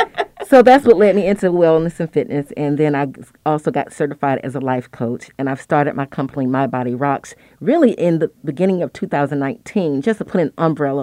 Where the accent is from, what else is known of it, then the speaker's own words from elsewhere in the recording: Atlanta, Georgia, United States; also born or lived in Miami; I am from Atlanta, like I said. I grew up in the city, 404, not a Grady baby.